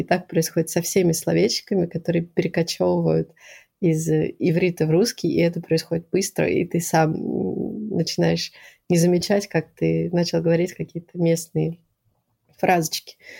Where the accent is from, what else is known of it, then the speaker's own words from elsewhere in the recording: Moscow, Russia; moved away as an adult; also born or lived in Acre, Israel; now in Quebec, Canada; я всю жизнь жила в Москве. Я родилась в Москве